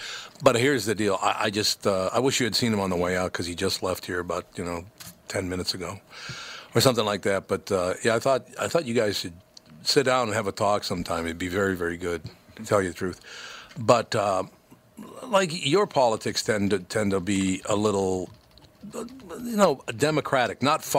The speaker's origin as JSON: {"language": "English", "region": "Minnesota", "country": "United States", "tie": "born or raised there", "said": "I was born and raised in Minnesota. I love Minnesota."}